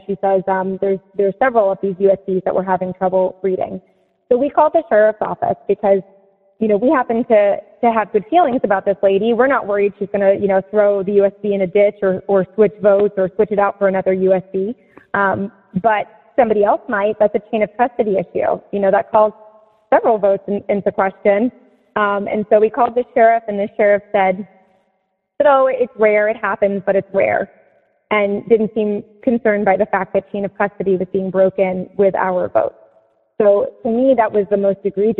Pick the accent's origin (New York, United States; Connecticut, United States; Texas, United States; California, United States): New York, United States; Seneca Falls; now in Palm Beach County, Florida, United States; I grew up in Seneca Falls, New York, in part